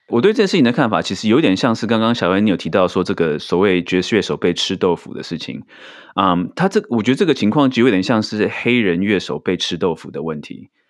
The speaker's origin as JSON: {"language": "Chinese", "country": "Taiwan", "said": "这明明是我们台湾人发明的珍珠奶茶"}